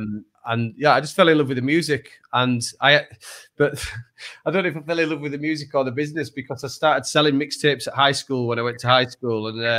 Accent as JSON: {"language": "English", "town": "Leeds", "region": "Yorkshire and the Humber", "country": "United Kingdom", "said": "I'm from Leeds originally."}